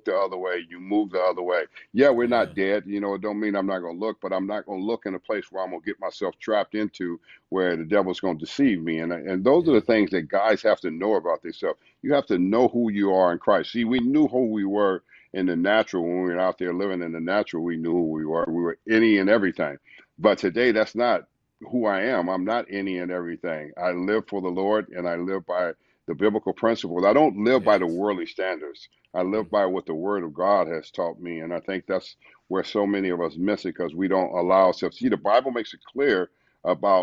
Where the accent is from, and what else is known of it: Los Angeles, California, United States; born or raised there; moved away as an adult; now in St. Louis, United States